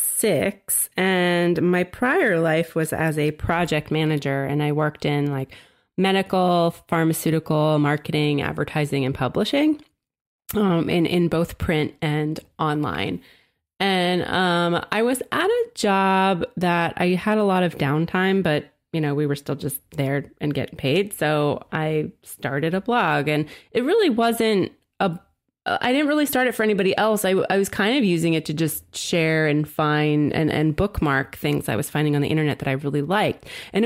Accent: New Jersey, United States; I'm from New Jersey, and I, from a pre-Snooki time, I lived down south, though, near Philly.

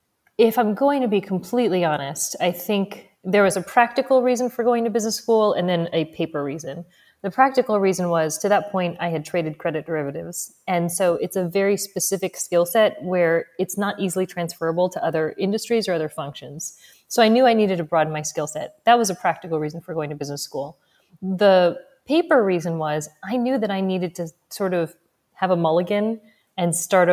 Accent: New Jersey, United States; also born or lived in Missouri / Texas; I was born in Missouri. Lived there a couple of years and then grew up largely between New Jersey and Texas. So whenever people are like, where are you from? I'm like, Missouri.

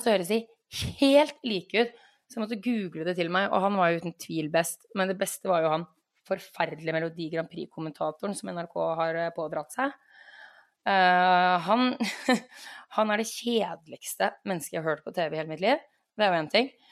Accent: Norway; jeg er nordmann òg

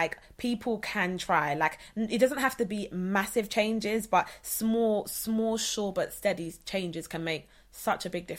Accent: London, United Kingdom; I'm from Southeast London

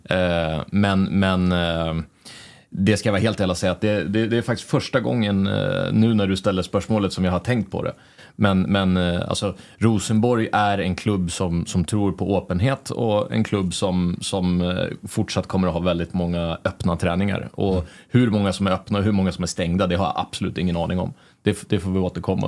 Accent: Sweden; moved away as an adult; also born or lived in Denmark; now in Norway; jag kommer ju från Sverige

